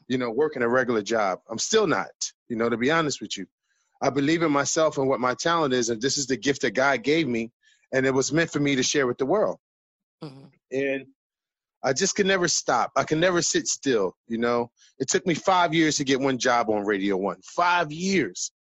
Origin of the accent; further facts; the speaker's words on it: Philadelphia, Pennsylvania, United States; I'm from West Philly